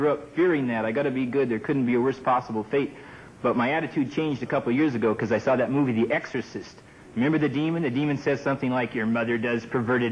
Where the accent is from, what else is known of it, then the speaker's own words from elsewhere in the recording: Seattle, Washington, United States; I come from Seattle up in Washington.